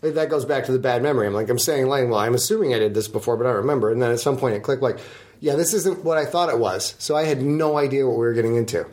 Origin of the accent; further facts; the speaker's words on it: United States; as an American